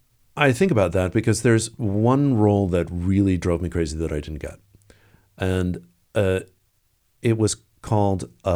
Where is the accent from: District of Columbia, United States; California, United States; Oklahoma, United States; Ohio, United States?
District of Columbia, United States; Washington; Yeah, of course. Also, you know, growing up in the Washington area.